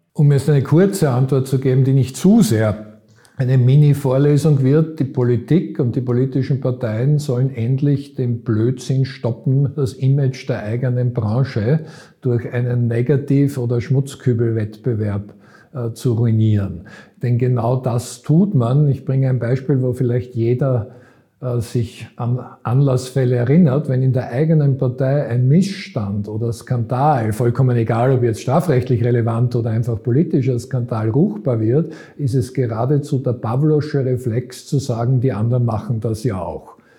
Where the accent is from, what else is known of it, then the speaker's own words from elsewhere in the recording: Vienna, Austria; also born or lived in Graz; Wiener wie ich